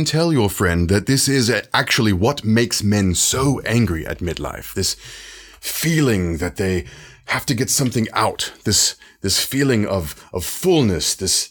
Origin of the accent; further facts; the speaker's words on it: London, United Kingdom; I am from London, of course, and have been a practicing psychologist for a number of years